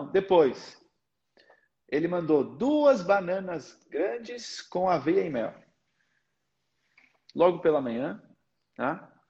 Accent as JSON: {"language": "Portuguese", "country": "Portugal", "tie": "born or raised there", "also_born_or_lived": "Brazil", "accent": "Portuguese", "said": "Eu nasci no Brasil, mas com três anos eu fui para Portugal. A minha comunicação natural é português de Portugal."}